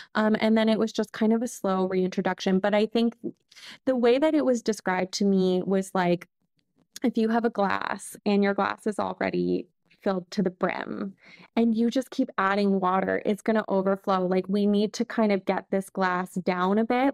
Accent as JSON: {"language": "English", "country": "Canada", "also_born_or_lived": "Lyon, France", "moved": "as an adult", "said": "I'm Canadian, but I'm living here"}